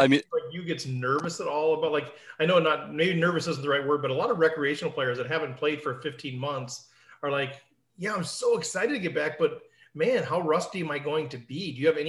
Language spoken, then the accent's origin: English; Minnesota, United States; accent: Minnesota; It's as good as I can do with my Minnesota accent.